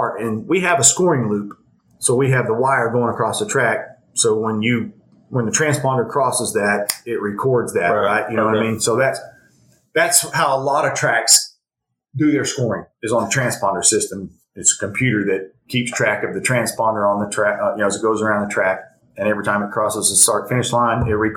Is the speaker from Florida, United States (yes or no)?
no; Elgin, Oklahoma, United States; I grew up here in Elgin and played sports and everything here in Elgin